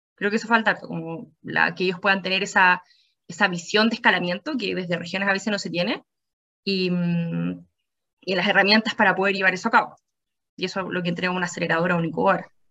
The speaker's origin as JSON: {"language": "Spanish", "region": "Antofagasta", "country": "Chile", "tie": "born or raised there", "said": "yo soy antofagastina. Yo nací, crecí eh, crecí, estudié en la Universidad de Antofagasta"}